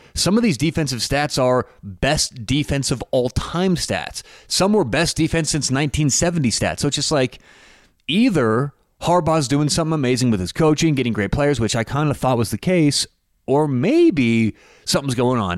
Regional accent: Denver, Colorado, United States; I'm from Denver.

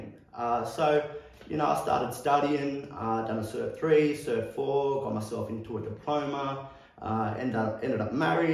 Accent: Pilliga, New South Wales, Australia; now in Orange, Australia; I'm originally from Gamilaroi country out of Pilliga

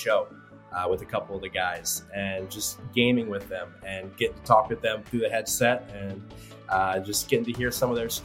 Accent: Cleveland, Ohio, United States; now in Lynchburg, United States; I grew up in Cleveland or just outside of Cleveland

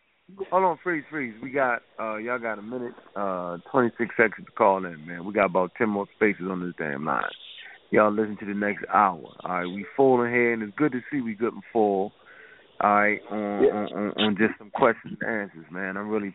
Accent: Chicago, Illinois, United States; you another example. I'm from Chicago

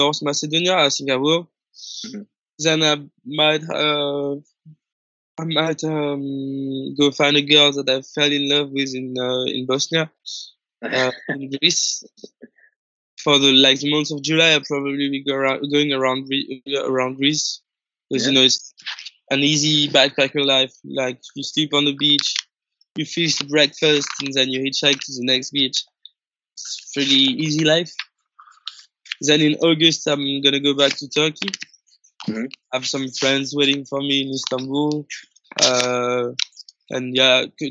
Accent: Paris, Île-de-France, France; English is a second language; I'm from Paris

